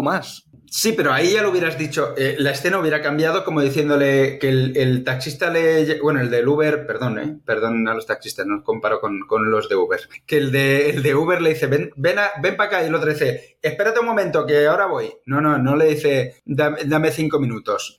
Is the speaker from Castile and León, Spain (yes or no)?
no; Catalonia, Spain; nosotros siendo catalanes o catalanoparlantes